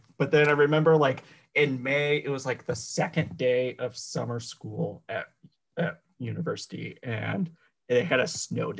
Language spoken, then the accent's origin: English; Colorado, United States; moved away; also born or lived in Arizona; I'm originally from Arizona, and then I lived in Colorado for most of my life. And actually, this weekend, I'm going back to Arizona for a couple of months.